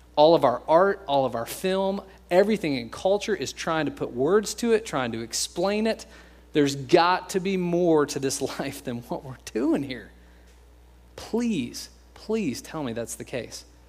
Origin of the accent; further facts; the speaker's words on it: United States; We're American